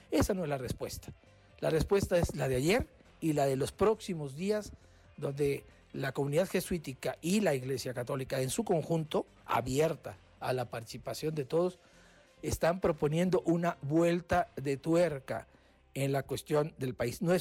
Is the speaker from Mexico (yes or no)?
yes; Mexico; Y los mexicanos, una vez más, hemos respondido como mexicanos, como cristianos, como católicos y al mismo tiempo como ciudadanos.